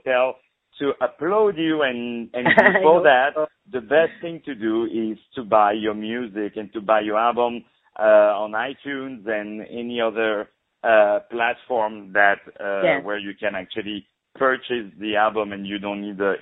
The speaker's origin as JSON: {"language": "English", "town": "Paris", "region": "Île-de-France", "country": "France", "tie": "born or raised there", "moved": "yes", "lives_now": "New York, United States", "said": "I'm based in New York now, but I was born and raised in Paris"}